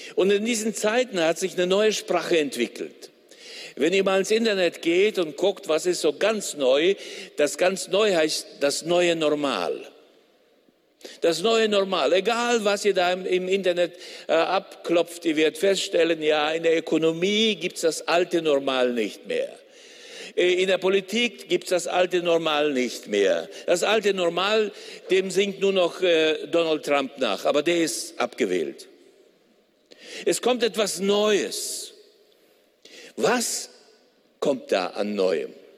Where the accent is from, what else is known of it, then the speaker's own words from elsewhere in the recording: Gummersbach, North Rhine-Westphalia, Germany; Bei uns in Gummersbach, wo ich herkomme